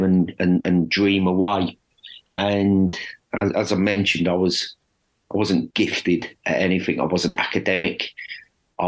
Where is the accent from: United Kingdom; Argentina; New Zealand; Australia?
United Kingdom; Dagenham, London; I grew up in Dagenham